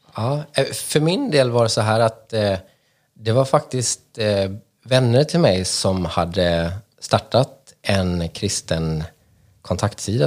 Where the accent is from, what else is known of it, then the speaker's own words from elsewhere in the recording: Småland, Sweden; moved away as an adult; now in Stockholm, Sweden; Jag är uppvuxen i Småland men har bott i mm. Stockholm mm. cirka 20 år nu